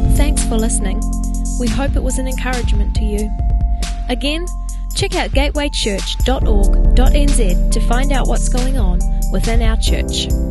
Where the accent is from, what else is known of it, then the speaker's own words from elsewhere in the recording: California, United States; I'm from California